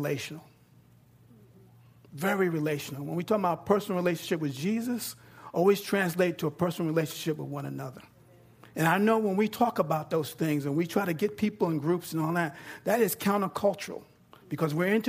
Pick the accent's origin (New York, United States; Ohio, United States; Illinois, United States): New York, United States; now in Texas, United States; I'm from New York and I'm down here in Texas